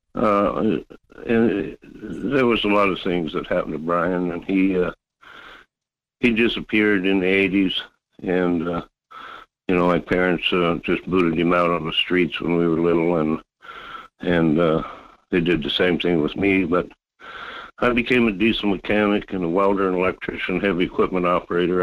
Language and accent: English; Fairbanks, Alaska, United States; now in North Pole, United States; I grew up in Fairbanks